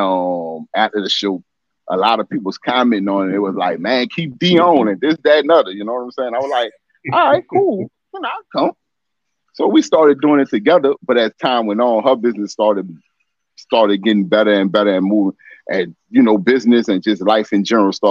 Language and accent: English; New Orleans, Louisiana, United States; Born and raised here in New Orleans